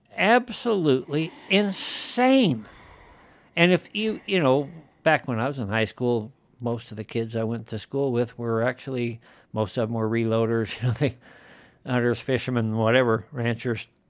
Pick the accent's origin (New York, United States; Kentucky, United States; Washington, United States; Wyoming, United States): Wyoming, United States; moved away as an adult; I'm like a fifth generation native and been around these parts